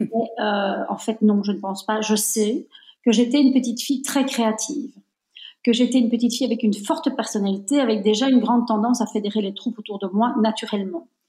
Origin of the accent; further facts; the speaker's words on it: Belgium; je suis née en Belgique, mais je suis de nationalité italienne